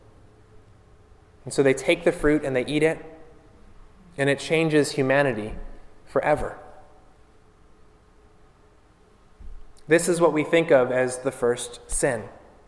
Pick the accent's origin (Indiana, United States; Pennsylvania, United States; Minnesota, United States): Pennsylvania, United States; Pittsburgh; moved away as an adult; now in Florida, United States; up north where I'm from, I came from Pittsburgh, Pennsylvania. We just moved a couple of years ago